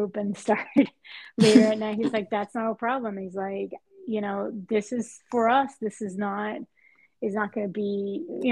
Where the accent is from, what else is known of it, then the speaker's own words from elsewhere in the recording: Puerto Rico; moved away as an adult; also born or lived in Spain; now in Boston, United States; my origins from tennis and growing up in Puerto Rico